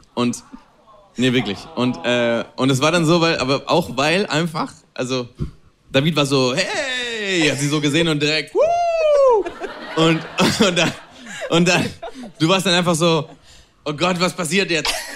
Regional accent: Spain; German is a second language; moved away as an adult; also born or lived in Berlin, Germany / Italy; ich bin in Spanien aufgewachsen, ich bin in Spanien geboren, ich hab eigentlich Deutsch nur in der Schule gehabt.

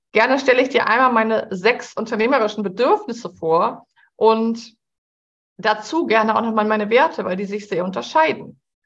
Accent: Hamburg, Germany; Ich bin ja Hamburgerin

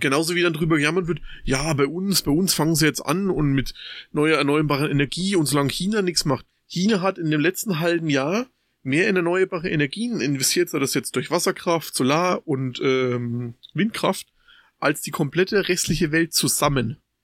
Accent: Germany; bei uns in Deutschland

